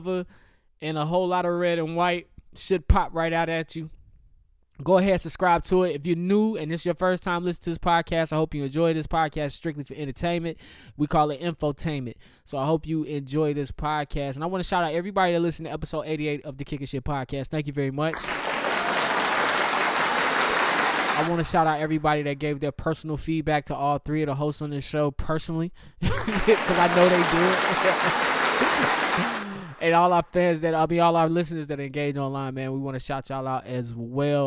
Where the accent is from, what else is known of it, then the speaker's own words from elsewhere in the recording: the South, United States; me being a Southerner